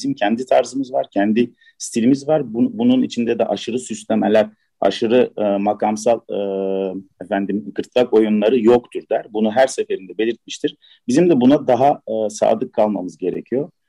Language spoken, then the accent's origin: Turkish; Istanbul, Turkey; born there; E, ben 69 doğumluyum İstanbul.